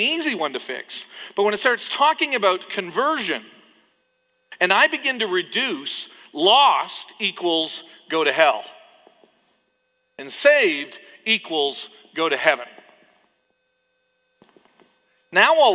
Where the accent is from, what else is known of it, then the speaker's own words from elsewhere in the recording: Canada; when I was growing up in Canada